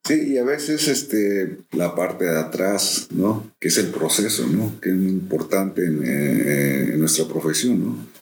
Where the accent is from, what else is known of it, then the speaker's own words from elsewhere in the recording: Villahermosa, Tabasco, Mexico; also born or lived in Cuernavaca, Morelos; now in Xalapa, Mexico; la primera, biológica, eh, de Cuernavaca, Morelos. Ok. la infancia, en, en Villahermosa, Tabasco. Y la tercera, jalapeño